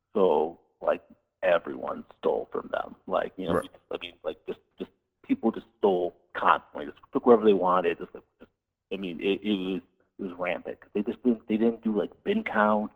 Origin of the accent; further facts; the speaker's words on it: Cleveland, Ohio, United States; moved away as an adult; also born or lived in West Coast / western US; I'm from the Midwest. I'm from Cleveland